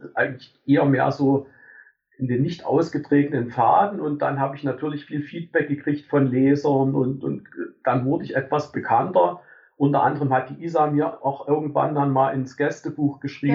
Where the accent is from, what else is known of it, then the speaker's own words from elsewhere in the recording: Germany; ich bin an der DDR groß geworden